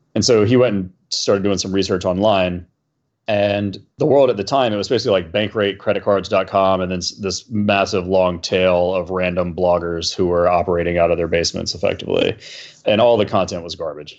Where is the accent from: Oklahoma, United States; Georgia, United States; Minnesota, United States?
Georgia, United States; Atlanta; moved away; also born or lived in New York; We grew up in Atlanta together